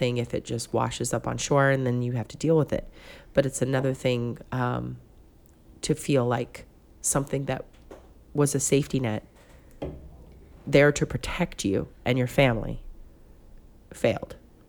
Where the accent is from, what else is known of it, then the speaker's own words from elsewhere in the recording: Pascagoula, Mississippi, United States; because I'm from Pascagoula, Mississippi. Try and spell that and say that three times fast. It's difficult.